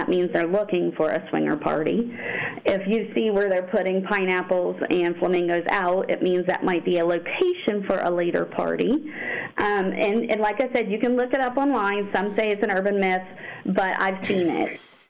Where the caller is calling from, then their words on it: Ohio, United States; I live in Ohio, southeastern Ohio.